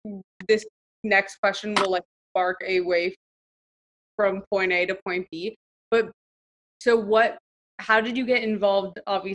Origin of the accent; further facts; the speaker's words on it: Miami, Florida, United States; because I'm from Miami